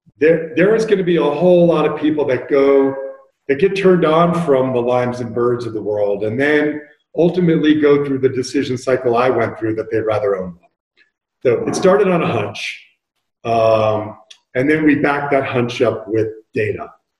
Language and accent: English; Bay Area, California, United States; also born or lived in Taos, New Mexico; we have forest fires in the Bay Area in my hometown right now.